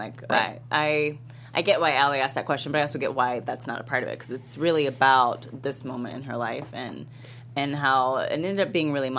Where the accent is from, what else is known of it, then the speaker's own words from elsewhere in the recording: Texas, United States; I'm from Texas